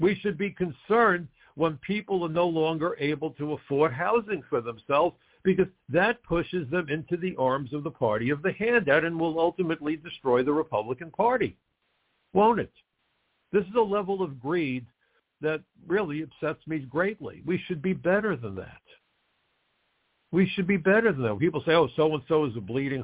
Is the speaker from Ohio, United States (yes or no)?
no; New York, United States; We're from New York. We came to New Jersey.